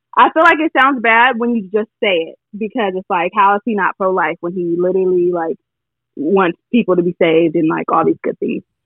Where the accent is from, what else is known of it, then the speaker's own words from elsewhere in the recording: California, United States; I'm from California